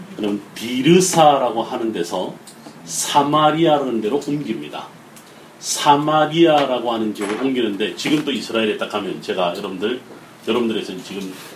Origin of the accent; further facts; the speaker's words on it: Ulsan, South Korea; 제 고향이 경상남도 울산인데